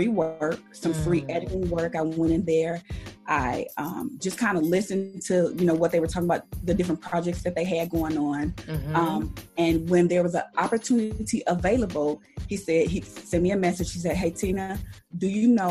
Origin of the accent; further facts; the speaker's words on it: Gary, Indiana, United States; also born or lived in Dallas, Texas / Arizona; now in Los Angeles, United States; I'm originally from Gary, Indiana.